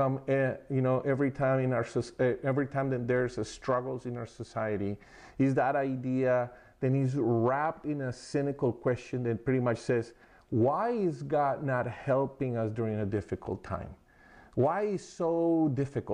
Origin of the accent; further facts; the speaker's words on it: Colombia; moved away; we're from Colombia